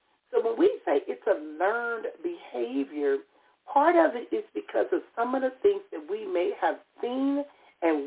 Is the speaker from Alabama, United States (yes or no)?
no; Compton, California, United States; Growing up in Compton, California